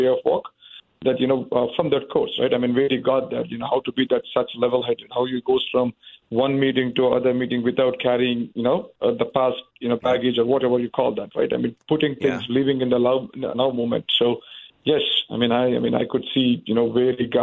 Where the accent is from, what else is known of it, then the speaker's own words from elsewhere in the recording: India; moved away; I come from India. I have different, you know, like, I mean, my childhood was different